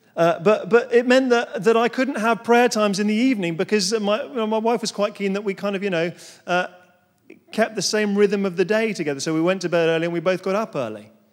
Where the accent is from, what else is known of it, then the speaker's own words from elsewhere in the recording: London, United Kingdom; moved away as an adult; now in Surrey, United Kingdom; I'm a Londoner, born and bred